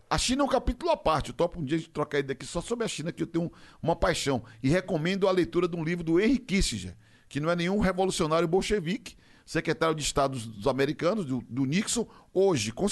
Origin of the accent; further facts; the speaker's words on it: Rio de Janeiro, Brazil; Sou carioca.